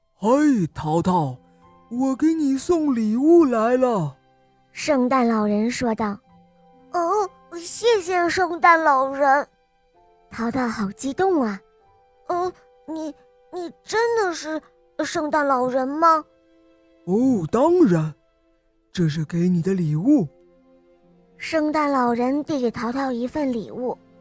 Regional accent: Xiamen, Fujian, China; 我今年四岁半了，我来自厦门

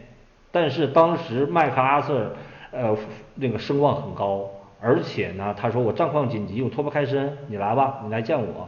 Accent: Lengji Village, Inner Mongolia, China; 我是内蒙古人，家乡是就冷季村，是全国最冷的地方，冬天经常会达到四十度

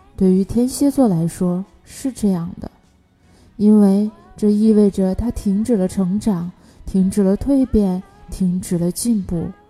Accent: China; 每当我们中国人遇到困难的时候

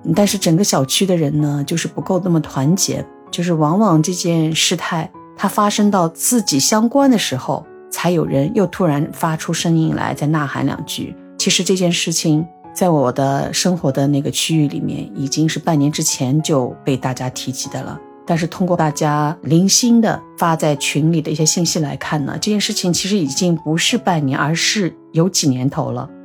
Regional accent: China; now in Shanghai, China; 我是中国人

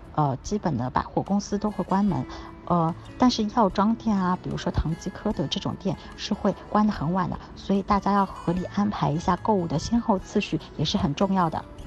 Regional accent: China; 我们作为中国人来说，不懂日语也没有关系

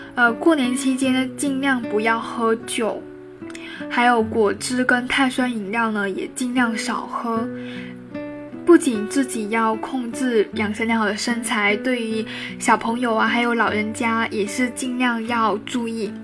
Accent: Guangdong, China; 从小在广东长大的我呢

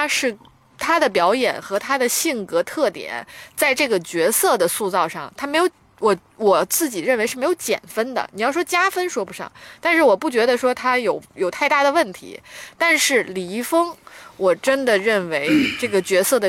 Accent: northern China, China; 虽然我是北方人

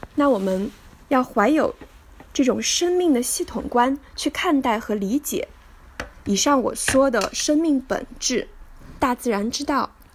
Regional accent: Hangzhou, Zhejiang, China; 一九八八年的六月，我出生在浙江省杭州市，美丽的杭州西子湖畔吴山脚下，度过了我的童年、小学和初中生涯

